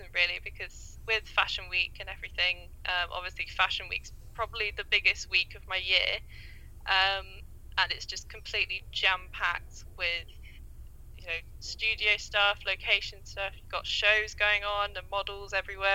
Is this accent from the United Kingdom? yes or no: yes; England, United Kingdom; I'm a photographer from England